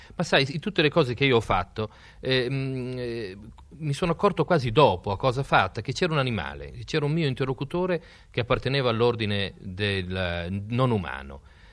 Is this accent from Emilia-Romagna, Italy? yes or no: yes; Emilia-Romagna, Italy; in Emilia, nella mia terra